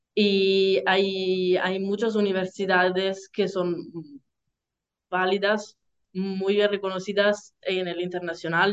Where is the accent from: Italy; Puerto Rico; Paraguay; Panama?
Italy; Salento, Apulia; Spanish is a second language; moved away as an adult; now in Bologna, Italy; soy del Salento